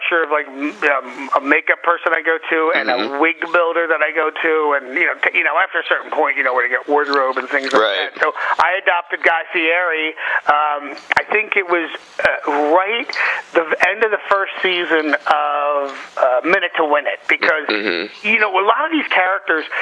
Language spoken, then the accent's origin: English; Philadelphia, Pennsylvania, United States; also born or lived in New York; I'm from the Philadelphia area. I used to live in New York.